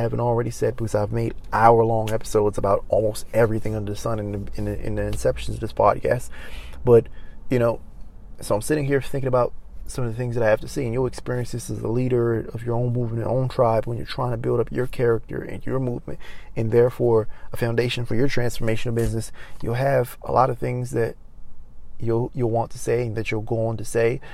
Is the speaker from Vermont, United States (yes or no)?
no; Maryland, United States; moved away as an adult; now in Los Angeles, United States; I go back to my hometown of Maryland